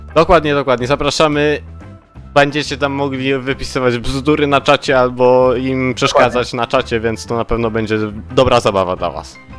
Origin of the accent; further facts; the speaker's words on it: Gliwice, Silesian Voivodeship, Poland; Ja ze Śląska, z Gliwic